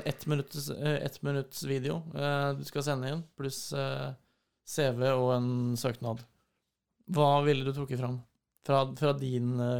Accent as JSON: {"language": "Norwegian", "town": "Fredrikstad", "region": "Østfold", "country": "Norway", "moved": "yes", "said": "da var jeg hjemme i Fredrikstad"}